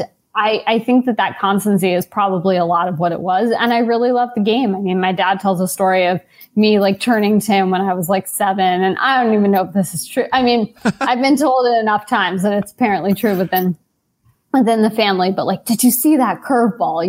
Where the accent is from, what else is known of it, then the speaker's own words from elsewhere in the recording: New York City, New York, United States; I grew up in New York